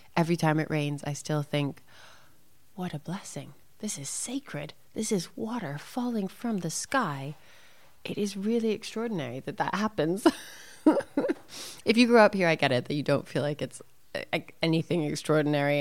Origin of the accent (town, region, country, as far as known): Santa Fe, New Mexico, United States; born or raised there; also born or lived in Arizona